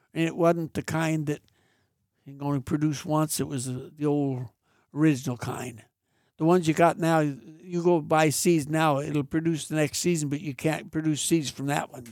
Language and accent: English; Mariposa, California, United States; I was raised on Chowchilla Mountain Road out of Mariposa.